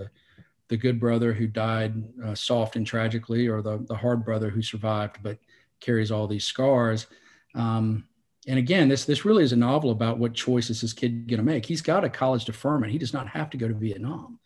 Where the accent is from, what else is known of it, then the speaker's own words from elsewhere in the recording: Salisbury, North Carolina, United States; I grew up in Salisbury